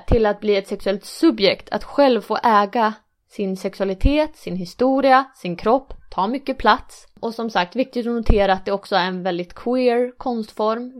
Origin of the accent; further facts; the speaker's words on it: Umeå, Västerbotten County, Sweden; jag är ju från Umeå